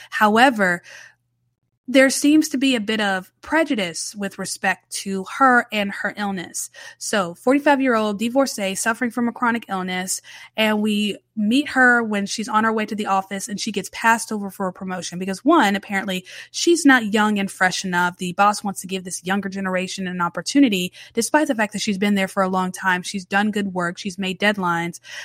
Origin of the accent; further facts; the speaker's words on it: United States; I'm American and we say parking lot.